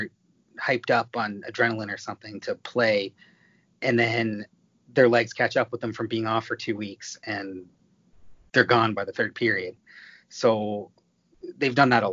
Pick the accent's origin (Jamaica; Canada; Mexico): Canada; Toronto, Ontario; I'm from Toronto. I grew up around the OHL.